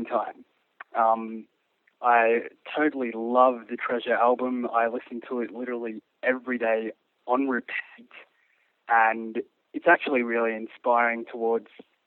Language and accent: English; Melbourne, Victoria, Australia; I am from Melbourne, Australia, currently in LA and actually just about to go home in a couple of days